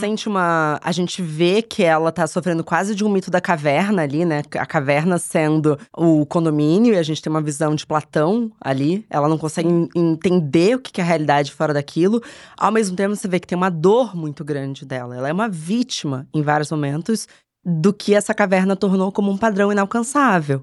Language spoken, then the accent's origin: Portuguese; Rio de Janeiro, Brazil; moved away as an adult; now in São Paulo, Brazil; nasci em São Paulo, mudei para o Rio de Janeiro quando eu tinha 10 anos